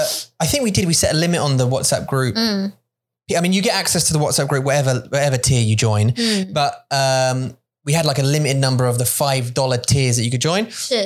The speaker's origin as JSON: {"language": "English", "region": "Kaohsiung", "country": "Taiwan", "tie": "born or raised there", "said": "when I was born in Kaohsiung and I grew up"}